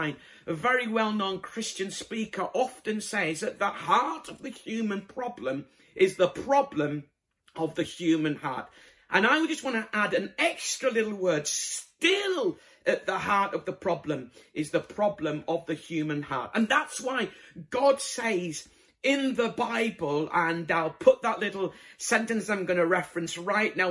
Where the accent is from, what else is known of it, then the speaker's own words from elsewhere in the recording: Bradford, Yorkshire and the Humber, United Kingdom; moved away; I'm originally from Bradford